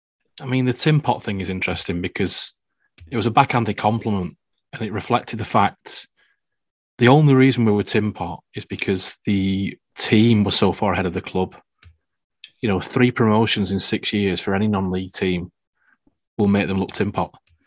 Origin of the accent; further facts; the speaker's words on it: Accrington, North West England, United Kingdom; also born or lived in Chorlton, Manchester; now in Manchester, United Kingdom; a man from Accrington wandering the streets of Chorlton